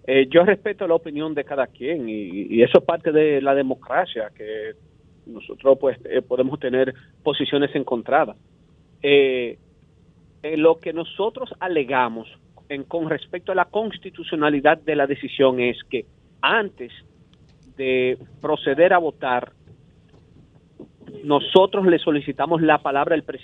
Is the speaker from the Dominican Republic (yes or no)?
yes; Dominican Republic; Aquí debemos de unirnos todos como dominicanos, abrazarnos y buscar soluciones viables.